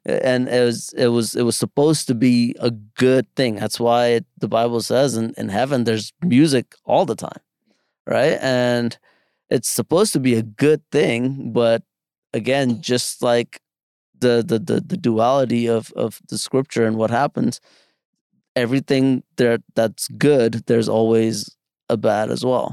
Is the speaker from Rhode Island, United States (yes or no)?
no; New York City, New York, United States; also born or lived in India; back in the Bronx where I grew up.